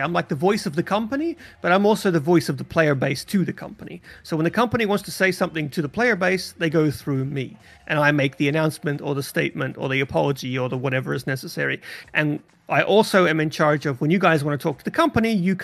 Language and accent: English; Australia; moved away; I haven't been back to the home country in a very long time, but that's where I was born and raised